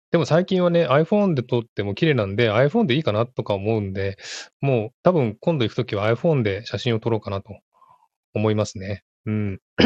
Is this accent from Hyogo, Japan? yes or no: no; Tokyo, Japan; born or raised there; now in Sydney, Australia